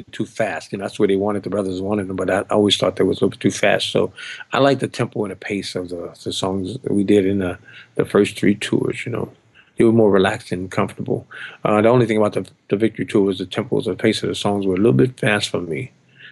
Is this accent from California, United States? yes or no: no; New Orleans, Louisiana, United States; moved away; my hometown, New Orleans